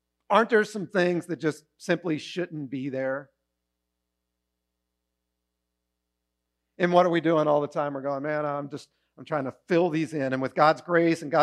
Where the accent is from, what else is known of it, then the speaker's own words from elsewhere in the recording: Maryland, United States; now in Pennsylvania, United States; I grew up in Maryland.